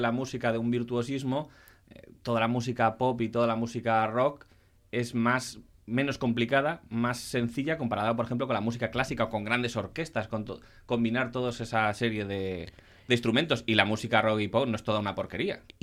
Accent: Asturias, Spain; Yo como buen asturiano

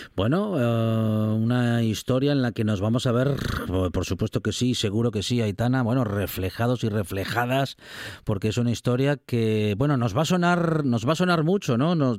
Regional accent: Asturias, Spain; como asturianos

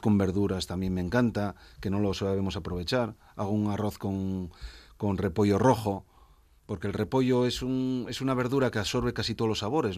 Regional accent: Asturias, Spain; soy muy de mi tierra. Y mi tierra es Asturias y Asturias ante todo

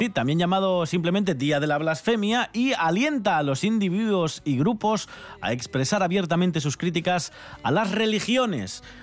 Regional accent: a small village near La Bañeza, Castile and León, Spain; esto yo lo viví en un pequeño pueblo eh, cerca de La Bañeza

